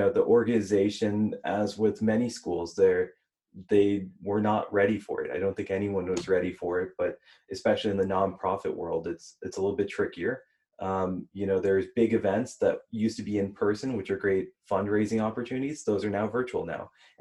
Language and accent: English; Houston, Texas, United States; I was born in Houston